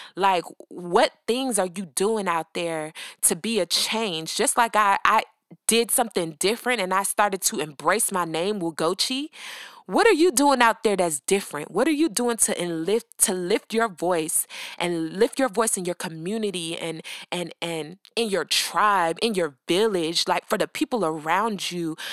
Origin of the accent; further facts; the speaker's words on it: Atlanta, Georgia, United States; I'm from Atlanta, born and raised